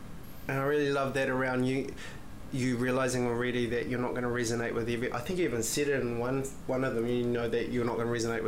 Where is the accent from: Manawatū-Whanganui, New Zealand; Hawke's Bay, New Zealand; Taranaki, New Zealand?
Manawatū-Whanganui, New Zealand; Whanganui; I was whangaed by my grandparents in Whanganui, and it was a beautiful upbringing.